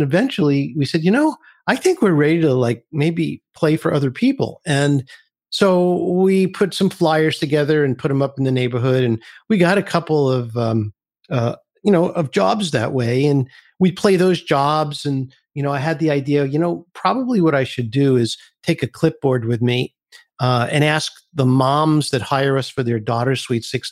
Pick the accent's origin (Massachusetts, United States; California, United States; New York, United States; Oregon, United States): New York, United States; New York City; I grew up in Brooklyn, New York